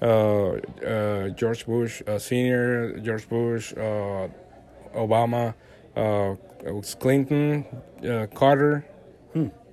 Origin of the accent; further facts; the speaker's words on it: Veracruz, Mexico; English is a second language; moved away as an adult; also born or lived in Mexico City, Mexico; now in Dallas, United States; I actually live in Veracruz, where it's like the coast uh-huh. of uh, the Gulf of Mexico, and we, I, we used to play uh, soccer there and baseball and all